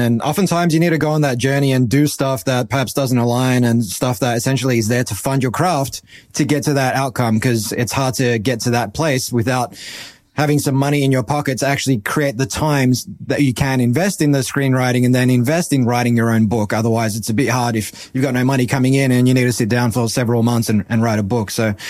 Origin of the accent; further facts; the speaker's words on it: Australia; But growing up in Australia, you were either Mario or Zelda, or you were Wonder Boy or Alex the Kid.